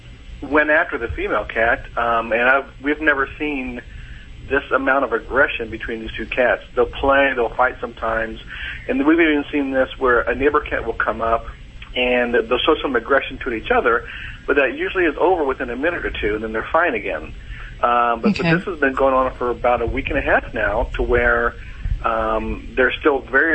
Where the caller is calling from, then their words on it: Nashville, Tennessee, United States; Nashville, Tennessee.